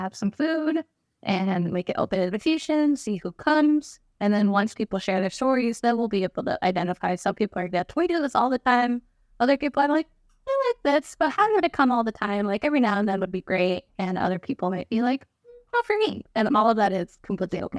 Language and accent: English; Albuquerque, New Mexico, United States; growing up in Albuquerque, New Mexico